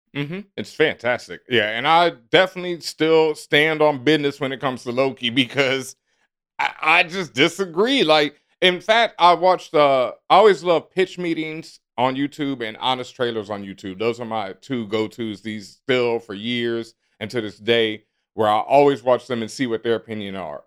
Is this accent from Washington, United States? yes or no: no; Texas, United States; I grew up in Texas, and growing up in Texas, in elementary school, we learned square dancing